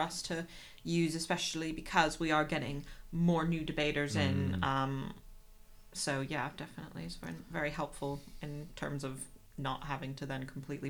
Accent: United States; now in Leicester, United Kingdom; I am American, surprise. I'm not just putting on an accent.

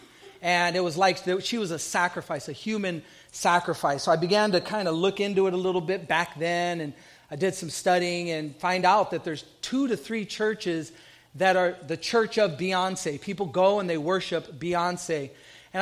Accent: Southern California, United States; a young Puerto Rican growing up in Southern California

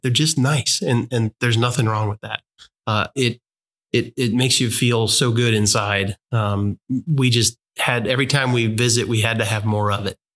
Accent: St. Louis, Missouri, United States; moved away; majority of our family and my wife's family uh, is in the St. Louis area.

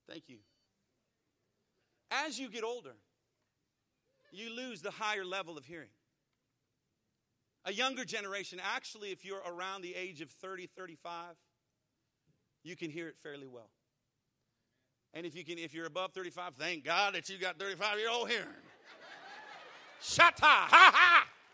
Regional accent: Arizona, United States; moved away as an adult; now in Texas, United States; I grew up in Arizona

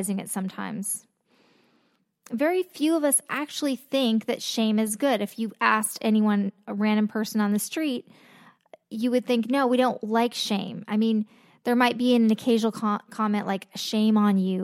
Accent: Los Angeles, California, United States; I grew up in Los Angeles

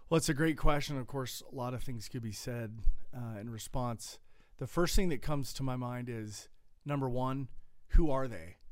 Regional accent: United States; now in Colorado, United States; as an American living in Colorado

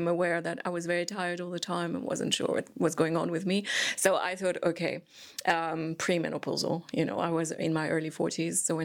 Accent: Switzerland; moved away; I'm originally from Switzerland

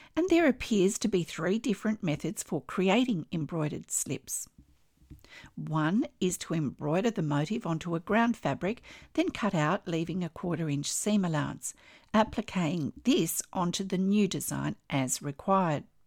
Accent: Australia; I'm an Australian textile artist

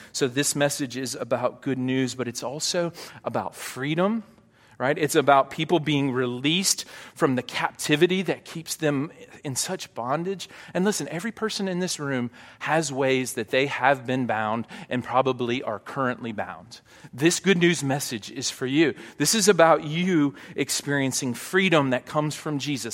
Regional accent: Hot Springs, Arkansas, United States; moved away; I grew up in Hot Springs

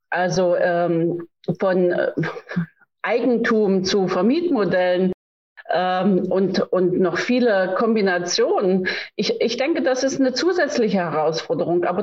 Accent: East Germany, Germany; born there; ich meine, Sie wissen, ich bin in der DDR geboren.

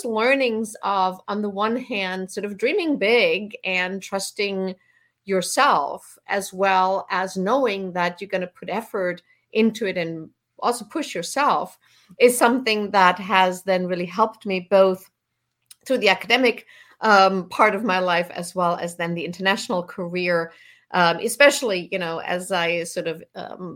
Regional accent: southwest Germany, Germany; I grew up in Southwest Germany

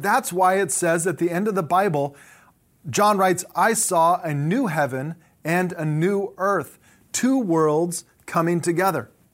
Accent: Southern California, United States; I grew up in Southern California

